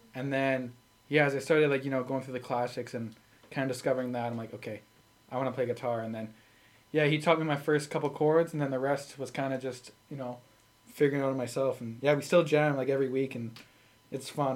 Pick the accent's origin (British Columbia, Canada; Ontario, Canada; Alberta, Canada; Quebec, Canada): Alberta, Canada; Sherwood Park